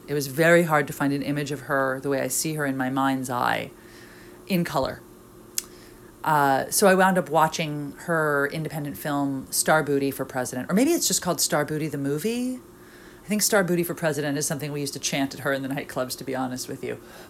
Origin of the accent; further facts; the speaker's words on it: New York City, New York, United States; I grew up in New York City and working in the club scene.